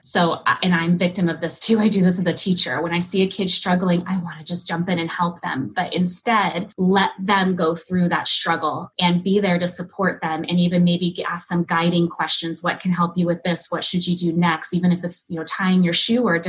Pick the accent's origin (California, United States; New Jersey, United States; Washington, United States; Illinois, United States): California, United States; I grew up in California